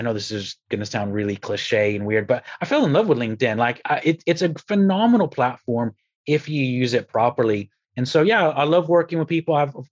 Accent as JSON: {"language": "English", "region": "Texas", "country": "United States", "also_born_or_lived": "Republic of Ireland", "moved": "yes", "lives_now": "United Kingdom", "said": "I'm originally from Texas, by the way, moved to the Republic of Ireland, and then I'm here in the UK now."}